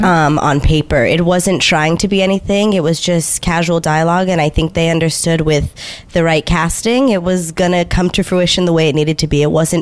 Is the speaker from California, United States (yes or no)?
yes; Los Angeles, California, United States; I'm born and raised in East LA, and I feel like I saw my mom in Lydia. I saw my tías in Lydia.